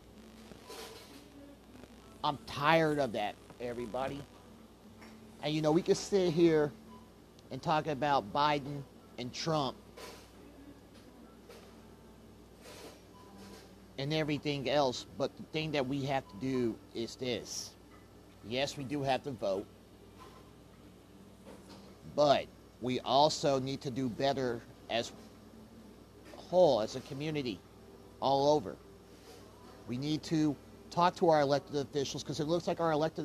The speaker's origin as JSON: {"language": "English", "town": "Kansas City", "region": "Kansas", "country": "United States", "tie": "born or raised there", "also_born_or_lived": "Wichita, Kansas", "said": "Kansas City is my hometown"}